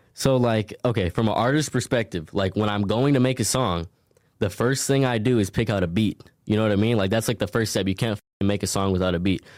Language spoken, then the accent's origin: English; Minneapolis, Minnesota, United States; I'm from originally Minneapolis, Minnesota